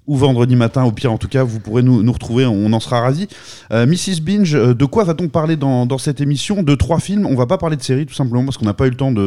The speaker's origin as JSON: {"language": "French", "country": "France", "said": "nous, notamment français"}